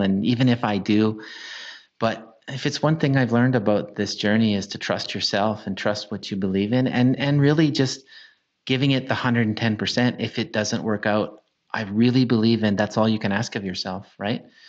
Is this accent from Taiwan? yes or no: no; Canada; as a Canadian